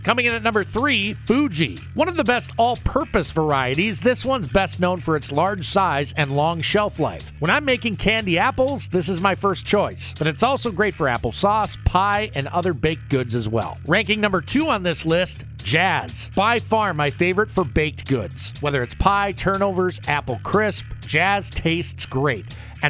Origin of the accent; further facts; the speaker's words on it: Minnesota, United States; I'm a Minnesota native.